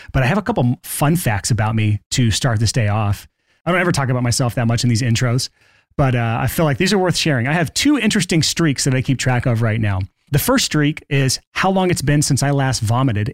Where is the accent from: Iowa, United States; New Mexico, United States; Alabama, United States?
Alabama, United States; I grew up in Alabama